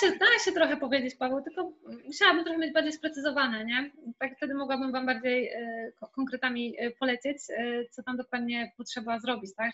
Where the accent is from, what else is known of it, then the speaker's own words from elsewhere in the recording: Zielona Góra, Lubusz Voivodeship, Poland; now in Kraków, Poland; mieszkam w Krakowie, pochodzę z Zielonej Góry